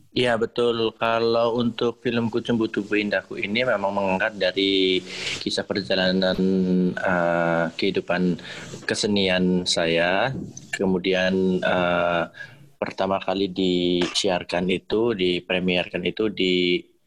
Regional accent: Banyumas, Central Java, Indonesia; also born or lived in Surakarta; tarian daerah saya sendiri, yaitu Banyumas

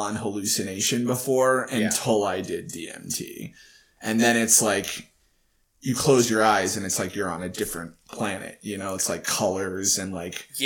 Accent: Texas, United States; I grew up in Texas

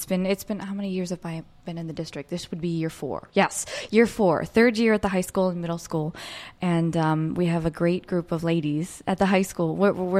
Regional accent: Hollidaysburg, Pennsylvania, United States; I grew up in Hollidaysburg, Pennsylvania. So all the way on the other side of the state. It's about an hour and a half east of Pittsburgh. It's right below State College. So if you know where Penn State University is, it's about 45 minutes below.

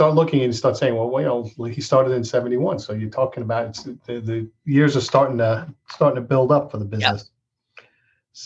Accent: Massapequa, New York, United States; now in Rockville Centre, United States; I grew up in Massapequa

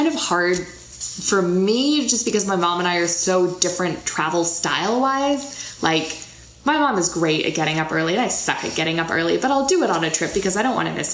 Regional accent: United States; he knew we were American right off the bat

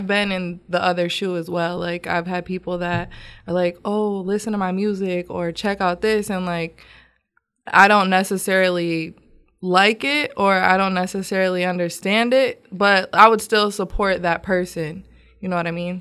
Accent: Grand Rapids, Michigan, United States; moved away as an adult; now in Houston, United States; I'm from Grand Rapids, Michigan.

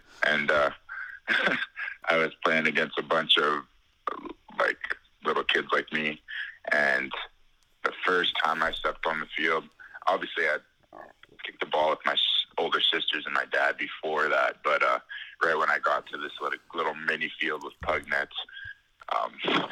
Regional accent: Ottawa, Ontario, Canada; I'm from Ottawa, Ontario in Canada

